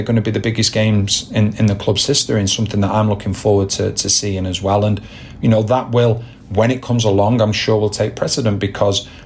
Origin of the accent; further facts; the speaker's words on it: Manchester, North West England, United Kingdom; my hometown as well, Manchester